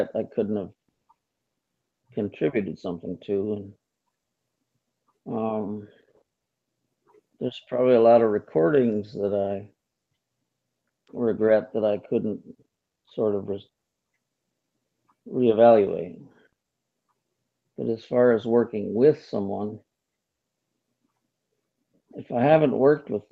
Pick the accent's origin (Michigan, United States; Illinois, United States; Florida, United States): Michigan, United States; moved away; also born or lived in Lansing, Michigan / Detroit / New York; we grew up together in Michigan, and we lived in Lansing, Michigan, and Detroit area, and we came to New York together